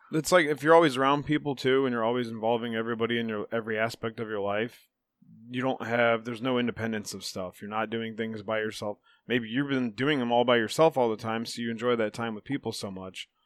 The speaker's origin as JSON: {"language": "English", "town": "Chippewa", "country": "United States", "tie": "born or raised there", "said": "We grew up in Chippewa"}